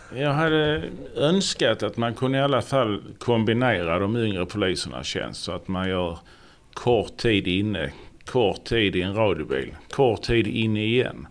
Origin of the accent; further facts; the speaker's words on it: Ystad, Skåne, Sweden; also born or lived in Sjöbo / Malmö; jag är född och uppvuxen i Ystad